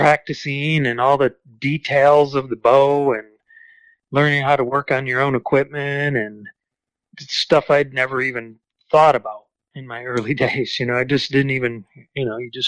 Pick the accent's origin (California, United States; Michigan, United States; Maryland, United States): Michigan, United States; growing up in Michigan